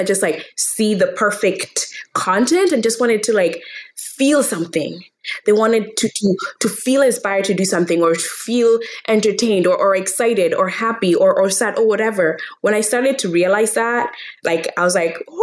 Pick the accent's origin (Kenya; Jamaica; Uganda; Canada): Kenya; I was born and raised in Kenya